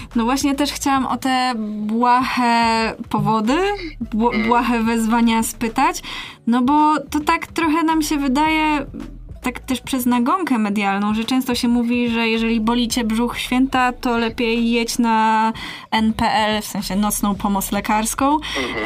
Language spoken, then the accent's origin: Polish; Masovian Voivodeship, Poland; moved away as an adult; now in Poznań, Poland; ja jestem z małego miasta